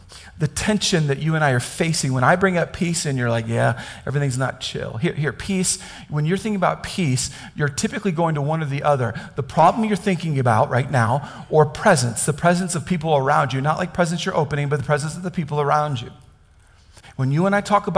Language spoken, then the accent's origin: English; Kansas, United States; I grew up in Kansas.